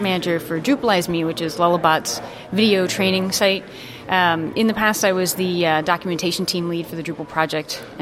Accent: United States; now in Denmark; I'm an American, but I live in Denmark

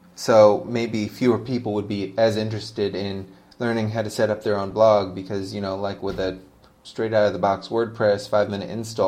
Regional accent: United States; now in Malaysia; Now, I'm American, but I live in Malaysia, and I've lived in a lot of different cities.

